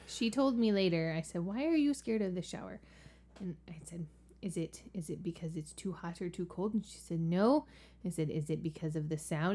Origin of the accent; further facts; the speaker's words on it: the South, United States; moved away; also born or lived in Virginia; I'm from the South, and we say pecans